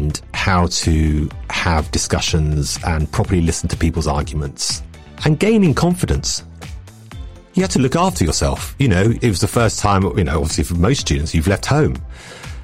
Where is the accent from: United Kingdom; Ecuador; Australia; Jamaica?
United Kingdom; London; I was a real north-south kind of kid, and I grew up in London